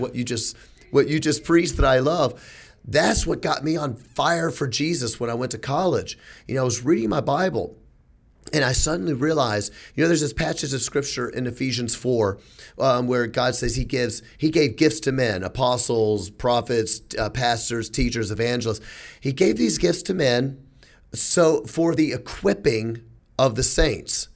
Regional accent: Memphis, Tennessee, United States; I'm from Memphis

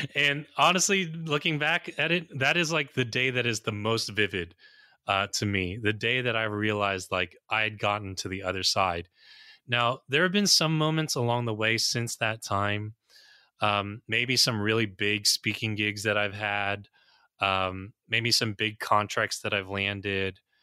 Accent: United States; also born or lived in New Jersey; I'm an American

